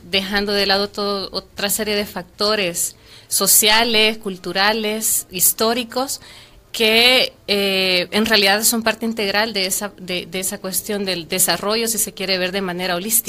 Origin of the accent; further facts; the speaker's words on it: El Salvador; como salvadoreños